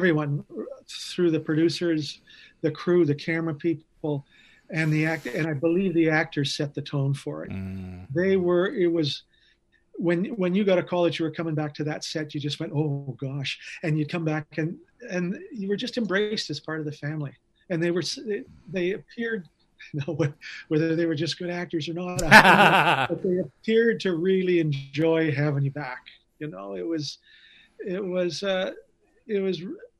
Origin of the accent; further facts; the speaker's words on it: Canada; I'm a Canadian actor